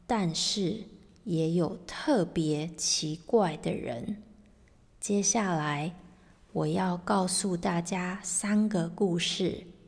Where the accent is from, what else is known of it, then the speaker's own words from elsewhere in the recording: Taiwan; moved away as an adult; now in England, United Kingdom; 我是来自台湾的